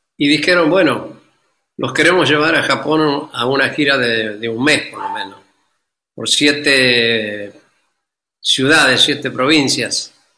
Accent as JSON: {"language": "Spanish", "region": "Santiago del Estero", "country": "Argentina", "tie": "born or raised there", "also_born_or_lived": "Buenos Aires, Argentina / Barcelona, Spain", "moved": "yes", "said": "Aquí pasé mi infancia. Aquí pasé con mis padres"}